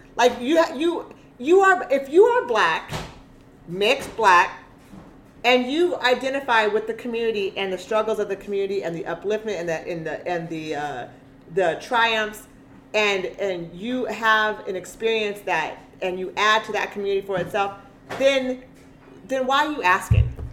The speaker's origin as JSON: {"language": "English", "town": "Eugene", "region": "Oregon", "country": "United States", "tie": "born or raised there", "said": "my experience living as a black woman, growing up in Eugene"}